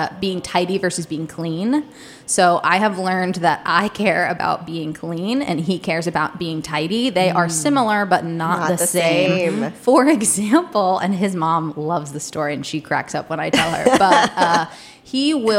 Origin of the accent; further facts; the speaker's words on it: Delaware, United States; moved away as an adult; also born or lived in Charleston, South Carolina; now in Washington, DC, United States; I grew up in Delaware